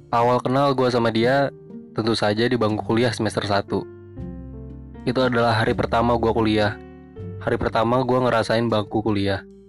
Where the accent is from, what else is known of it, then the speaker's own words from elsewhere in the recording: Jakarta, Indonesia; Gua orang Jakarta